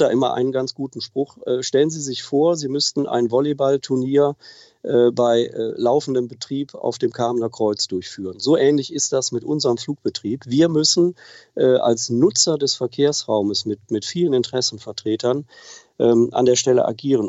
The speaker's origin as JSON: {"language": "German", "town": "Wipperfürth", "region": "North Rhine-Westphalia", "country": "Germany", "tie": "born or raised there", "said": "ich wohne tatsächlich seit Beginn an im Oberbergischen in Wipperfürth"}